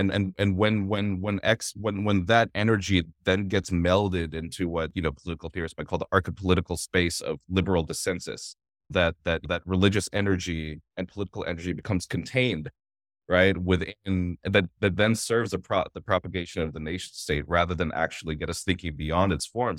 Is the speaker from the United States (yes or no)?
no; Toronto, Ontario, Canada; myself and the Filipino Toronto community associated being Filipino with those spaces